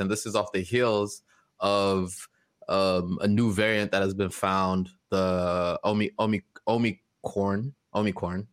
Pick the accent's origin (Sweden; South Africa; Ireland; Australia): South Africa; moved away; my home country of South Africa